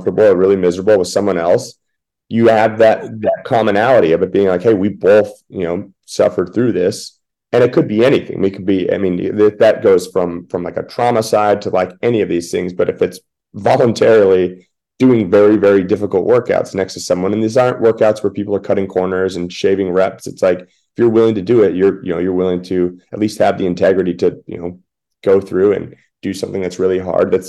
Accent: Washington, United States; moved away; I grew up in Washington State

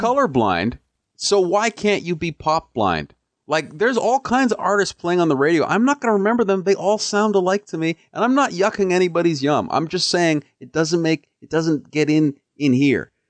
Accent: Canada; also born or lived in Kenya (ancestry) / Edmonton; as a Kenyan Canadian, as an African

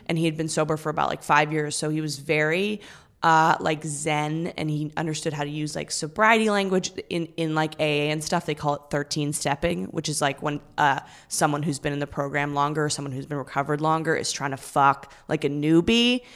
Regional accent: Vancouver, British Columbia, Canada; moved away as an adult; now in New York, United States; I'm from Vancouver.

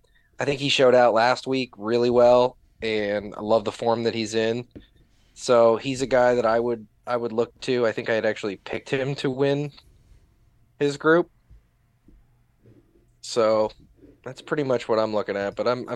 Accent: Midwest, United States; I grew up in the Midwest and the North.

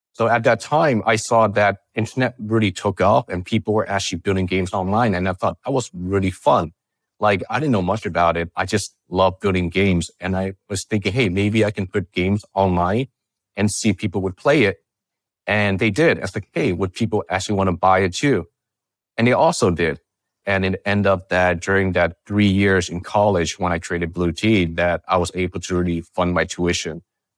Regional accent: California, United States; You know, I grew up in the Bay Area. And my parents were immigrants and they worked really hard.

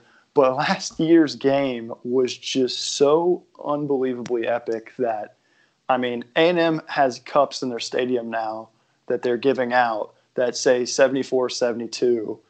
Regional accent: Texas, United States; I grew up in Texas.

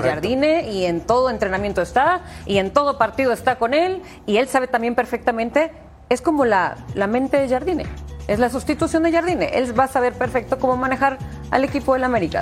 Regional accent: Monterrey, Nuevo León, Mexico; soy de Monterrey

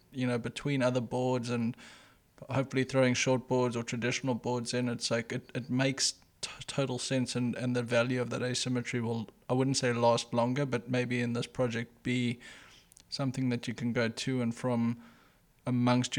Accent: South Africa; I grew up in South Africa

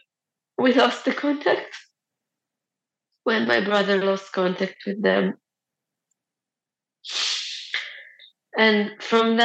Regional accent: Be'eri, Southern District, Israel; moved away as an adult; now in Beersheba, Israel; I was born and I grew up in Kibbutz Be'eri. I currently live in Be'er Sheva

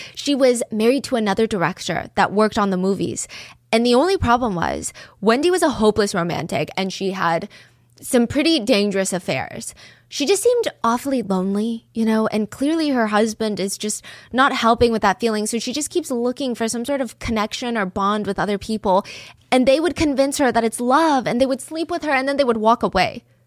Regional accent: South Korea; In South Korea, we call ourselves, like, Hangeuk Saram

